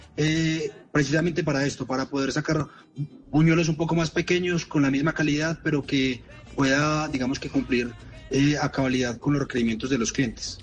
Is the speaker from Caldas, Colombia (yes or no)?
yes; Manizales, Caldas, Colombia; accent: paisa; yo soy de Manizales